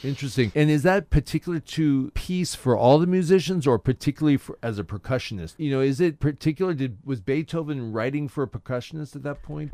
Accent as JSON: {"language": "English", "town": "Orange", "region": "California", "country": "United States", "tie": "born or raised there", "said": "I grew up in Orange"}